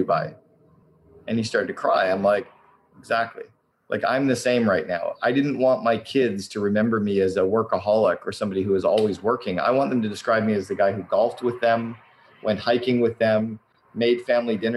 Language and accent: English; Canada; now in Vancouver, Canada; I'm Canadian